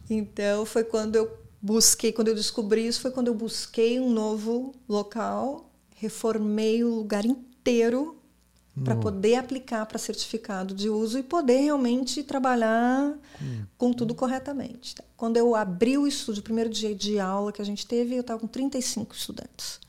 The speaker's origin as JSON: {"language": "Portuguese", "country": "Brazil", "also_born_or_lived": "São Paulo, Brazil / California, United States", "moved": "as an adult", "lives_now": "Miami, United States"}